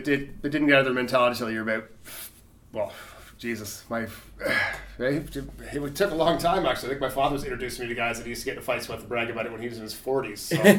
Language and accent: English; Smiths Falls, Ontario, Canada; moved away; I'm from Smiths Falls originally.